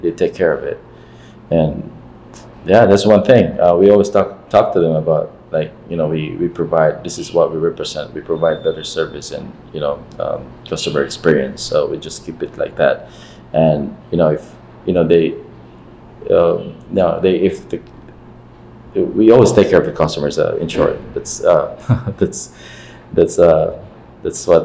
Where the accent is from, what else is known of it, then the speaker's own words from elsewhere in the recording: Philippines; me as a Filipino